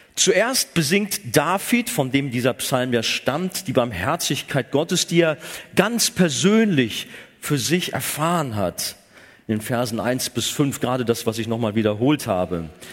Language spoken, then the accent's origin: German; Germany; gerade auch als Deutsche